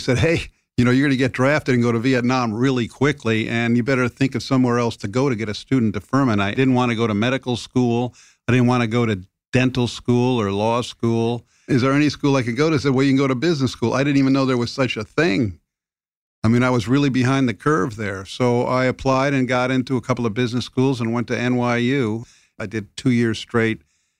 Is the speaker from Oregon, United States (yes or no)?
no; Rowayton, Connecticut, United States; I grew up in Rowayton, Connecticut. It was an all-white town. We didn't even have, forget, blacks or Italians. There was no Jews. It was very homogeneous.